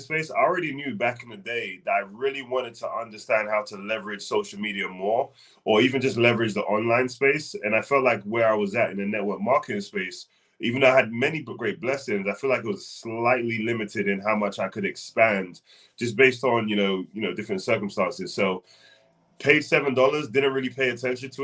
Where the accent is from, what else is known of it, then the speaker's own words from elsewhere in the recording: London, United Kingdom; now in North Carolina, United States; born and raised in London, played basketball, came over to the States